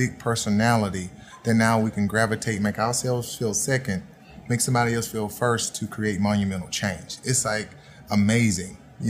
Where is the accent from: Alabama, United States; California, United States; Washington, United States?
Alabama, United States; Auburn; I'm from Auburn, Alabama.